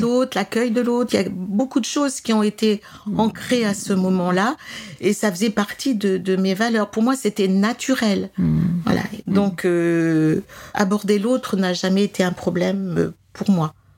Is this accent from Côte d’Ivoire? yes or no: no; Grenoble region, Auvergne-Rhône-Alpes, France; je suis originaire de la région de Grenoble.